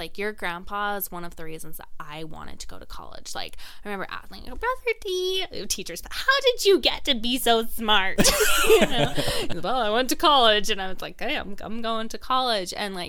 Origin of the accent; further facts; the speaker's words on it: Utah, United States; born there; Yeah, neither was I. I was born in Utah.